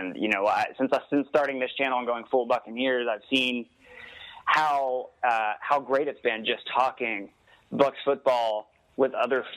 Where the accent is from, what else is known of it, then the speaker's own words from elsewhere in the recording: Atlanta, Georgia, United States; I'm from Atlanta. I live in Atlanta